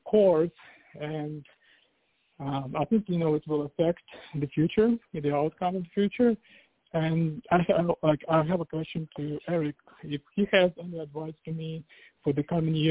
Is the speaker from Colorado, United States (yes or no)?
no; Virginia, United States; I'm from Virginia.